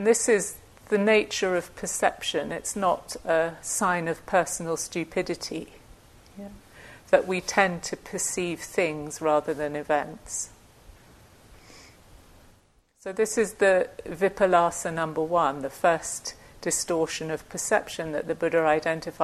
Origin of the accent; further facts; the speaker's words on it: United Kingdom; I'm British